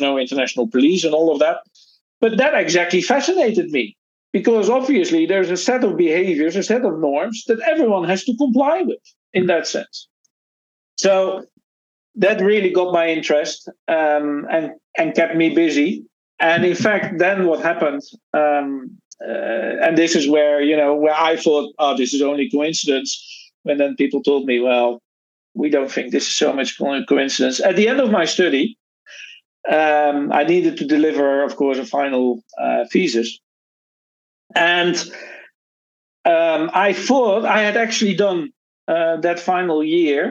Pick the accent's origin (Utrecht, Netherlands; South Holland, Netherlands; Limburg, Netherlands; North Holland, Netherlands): South Holland, Netherlands; Rotterdam; moved away; I'm originally from the Netherlands, born in Rotterdam.